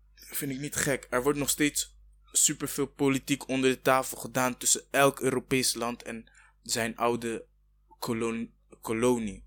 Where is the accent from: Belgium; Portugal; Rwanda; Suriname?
Rwanda; now in Netherlands; ik kom uit Rwanda, weet je, ik ben ook Afrikaan